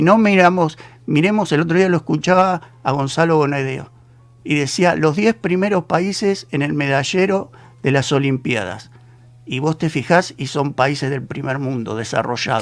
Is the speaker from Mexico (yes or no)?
no; Argentina